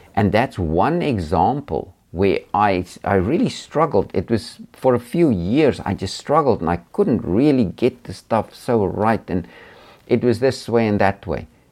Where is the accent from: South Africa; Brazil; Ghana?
South Africa; I've traveled around a lot in, um, in South Africa, my home country